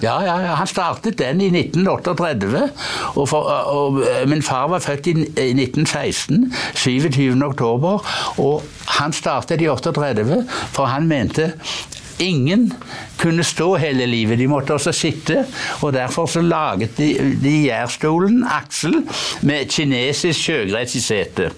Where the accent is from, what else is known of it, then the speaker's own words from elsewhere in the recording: Hjelmeland, Rogaland, Norway; moved away; der jeg kommer fra opprinnelig. Hjelmeland i Ryfylke